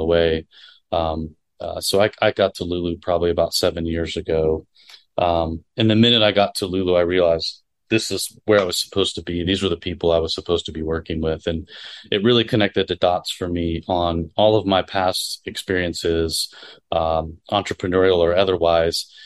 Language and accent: English; Florida, United States; moved away; I grew up in Florida